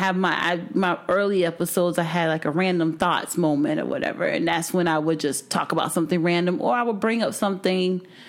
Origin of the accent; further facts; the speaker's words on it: Miami, Florida, United States; moved away; just listen to morning shows, especially growing up in Miami.